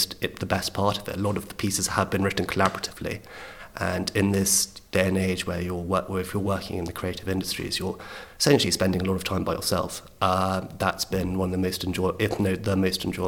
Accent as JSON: {"language": "English", "region": "London", "country": "United Kingdom", "tie": "born or raised there", "said": "growing up in London, I was born in 1988."}